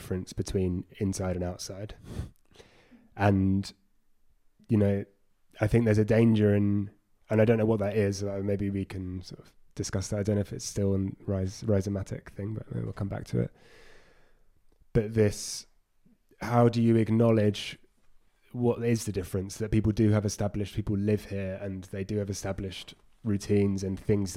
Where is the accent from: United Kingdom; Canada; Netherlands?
United Kingdom; London; I grew up in London, a very multicultural city